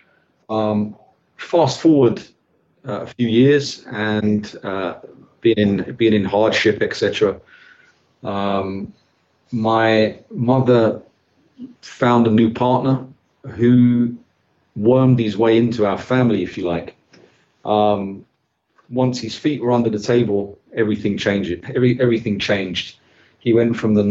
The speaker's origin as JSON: {"language": "English", "region": "London", "country": "United Kingdom", "tie": "born or raised there", "said": "I was raised in this place, London. Growing up, I grew up in the East End of London"}